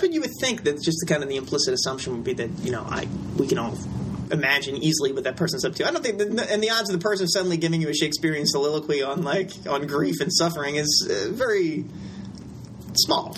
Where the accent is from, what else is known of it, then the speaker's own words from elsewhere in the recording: Philadelphia, Pennsylvania, United States; moved away; also born or lived in Richmond, Virginia; I was born in Philadelphia